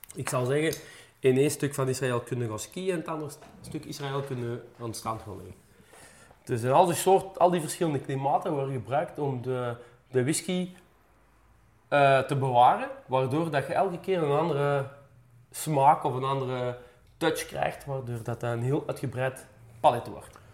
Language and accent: Dutch; Meer, Flanders, Belgium; ik ben dan zelf van Meer afkomstig